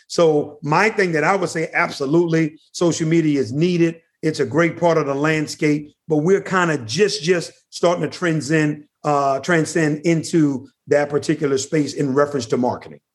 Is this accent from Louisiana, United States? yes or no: yes; New Orleans, Louisiana, United States; now in Atlanta, United States; I'm originally from New Orleans, Louisiana